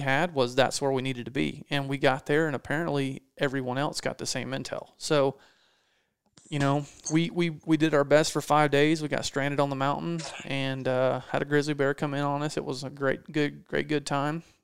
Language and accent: English; East Coast, United States; I'm from the East Coast, grew up whitetail hunting. That's what people do here